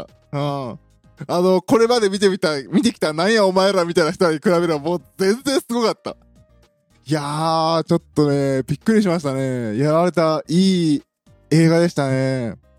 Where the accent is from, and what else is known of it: Kansai, Japan